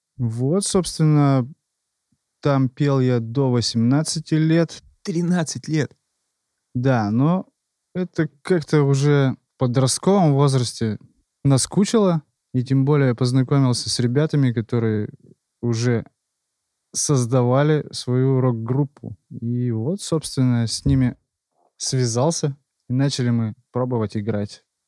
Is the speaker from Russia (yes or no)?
yes; Yekaterinburg, Sverdlovsk Oblast, Russia; Родился в Екатеринбурге